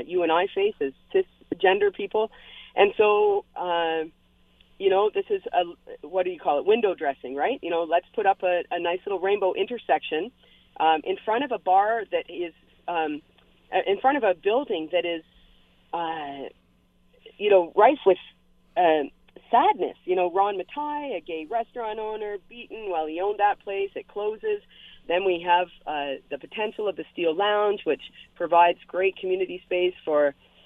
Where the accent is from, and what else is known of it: London, Ontario, Canada; now in Hamilton, Canada